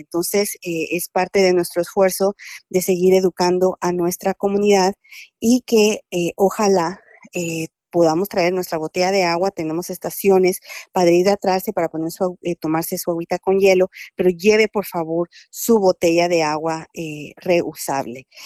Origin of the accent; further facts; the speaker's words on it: Guatemala; moved away; Yo soy guatemalteca